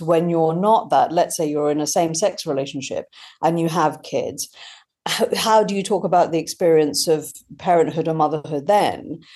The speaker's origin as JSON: {"language": "English", "country": "India", "tie": "born or raised there", "moved": "yes", "lives_now": "United Kingdom", "said": "growing up in India and kind of feeling across two cultures"}